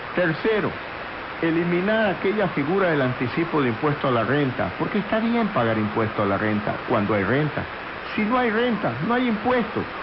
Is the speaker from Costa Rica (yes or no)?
no; Guayaquil, Guayas, Ecuador; Soy ecuatoriano, mi padre nació en Quito, mi madre en Puerto Viejo, yo en Guayaquil. Y como muchos guayaquileños soy orgulloso de esta bella ciudad